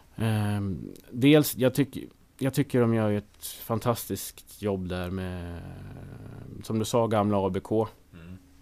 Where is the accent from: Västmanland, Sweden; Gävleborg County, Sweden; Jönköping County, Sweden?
Gävleborg County, Sweden; Söderhamn; jag är ju från Söderhamn. En stad som ligger lite söder om Hudiksvall